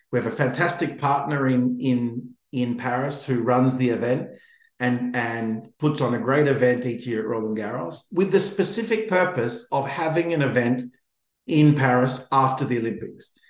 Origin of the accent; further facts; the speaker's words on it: Australia; as an Australian, Brisbane afterwards is even more exciting.